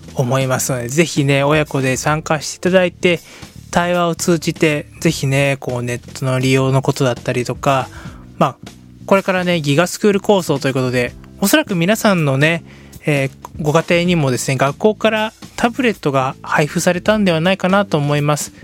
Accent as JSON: {"language": "Japanese", "region": "Hiroshima", "country": "Japan", "tie": "born or raised there", "said": "私は広島県広島市で、ね、えー、出身でございます"}